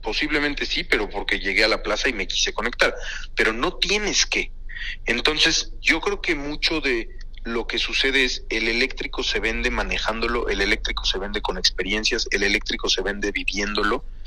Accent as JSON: {"language": "Spanish", "country": "Mexico", "said": "como mexicano"}